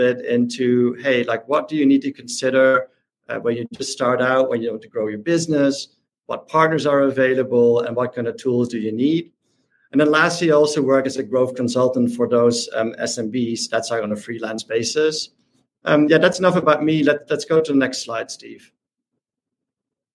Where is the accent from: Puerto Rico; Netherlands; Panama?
Netherlands; I'm from the Netherlands